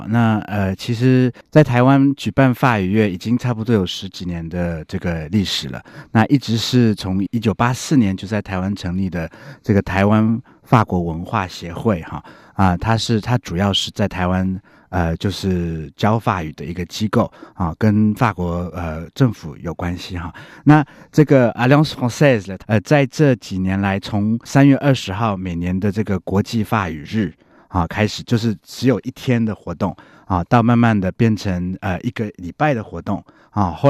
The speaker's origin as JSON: {"language": "Chinese", "country": "Belgium", "said": "看你是哪个国家的口音，我们比利时就会比较重，Bonjour。"}